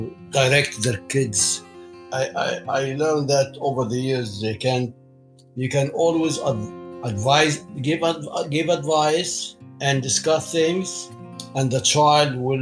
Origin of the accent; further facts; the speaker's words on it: Egypt; moved away as an adult; now in United States; I grew up in Egypt, in an Egyptian family